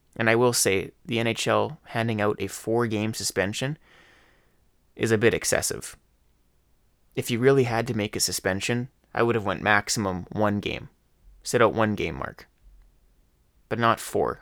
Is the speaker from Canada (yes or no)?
yes; Leduc, Alberta, Canada; I love my hometown, Laduca, Alberta. This is my home. I've been here since day one